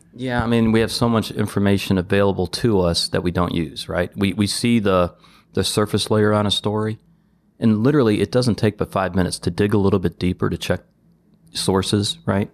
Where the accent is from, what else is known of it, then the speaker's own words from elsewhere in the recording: Detroit, Michigan, United States; I grew up on the South Side, outside the city limit, so we went back and forth of whether I was a true Detroiter or not